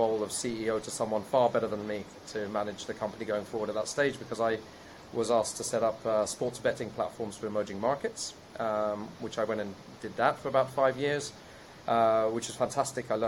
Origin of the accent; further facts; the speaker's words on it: England, United Kingdom; accent: British; moved away as an adult; now in Israel; I was born in the UK, as you can still hear from my accent